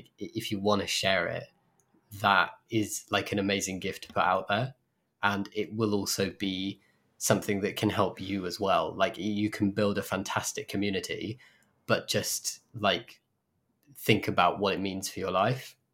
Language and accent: English; United Kingdom; I'm very British